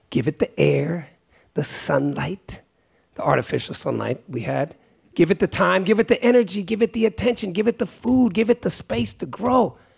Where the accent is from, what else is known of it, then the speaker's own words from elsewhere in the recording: Great Barrington, Massachusetts, United States; I was born in Great Barrington, Massachusetts. It's called the Berkshires. And it was, I used to think it was hell, like being like one of the only black people, but as I grew up, I realized that it's also just a part of me.